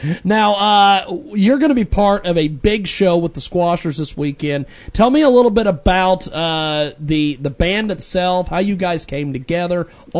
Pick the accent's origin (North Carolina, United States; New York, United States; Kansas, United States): Kansas, United States; McPherson; born or raised there